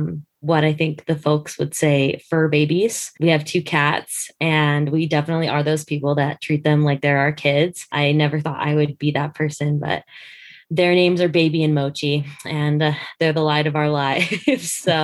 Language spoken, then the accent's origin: English; Utah, United States; also born or lived in Dodge City, Kansas / Colorado; I am from Dodge City, Kansas. I was born there, so I joke that I'm the original Dorothy. My family's moved a lot, but the places I've lived mainly are Colorado, and then we moved to Utah, and so we've been in Utah through high school